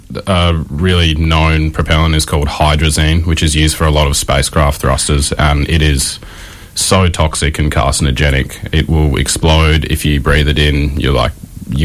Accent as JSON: {"language": "English", "town": "Albany", "region": "Western Australia", "country": "Australia", "tie": "born or raised there", "said": "I grew up in Albany, just south of Perth"}